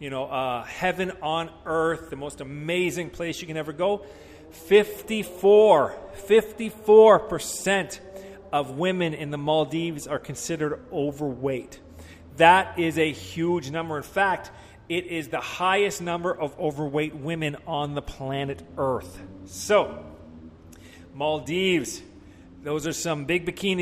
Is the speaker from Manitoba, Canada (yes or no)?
no; Vancouver, British Columbia, Canada; I'm from Vancouver